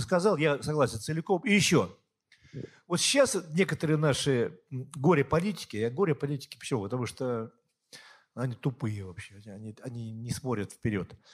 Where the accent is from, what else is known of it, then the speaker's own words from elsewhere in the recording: Siberia, Russia; also born or lived in Yekaterinburg; now in Prague, Czech Republic; Я сам из Сибири, где моя малая родина